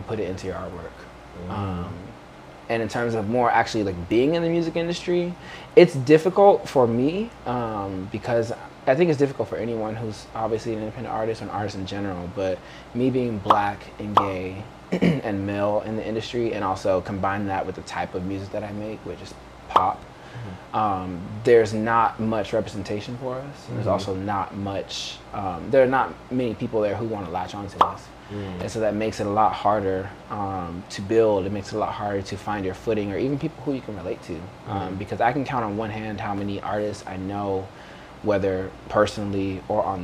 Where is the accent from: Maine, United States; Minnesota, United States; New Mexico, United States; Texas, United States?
Texas, United States; Dallas; moved away as an adult; also born or lived in New Orleans, Louisiana / Austin, Texas; now in Los Angeles, United States; I'm from Texas. I came out here from Austin, but my hometown is technically Dallas.